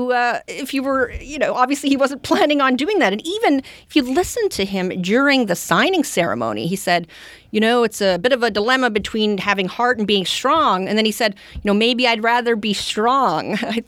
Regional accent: Canada; I'm originally from Canada, and growing up, you know, my dad, his favorite president was Richard Nixon, but his favorite prime minister was Pierre Trudeau.

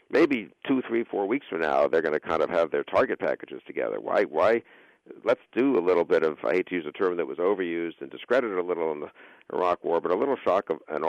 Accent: United States; I really do hope that, just as obviously an American.

